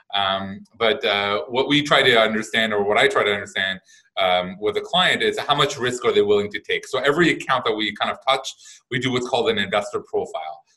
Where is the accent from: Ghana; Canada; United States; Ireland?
Canada; I'm Canadian